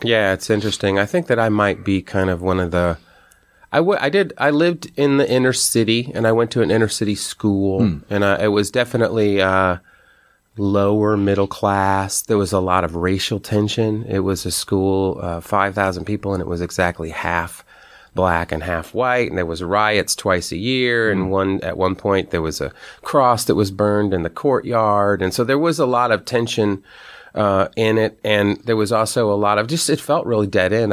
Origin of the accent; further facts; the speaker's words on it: United States; an American hardcore musician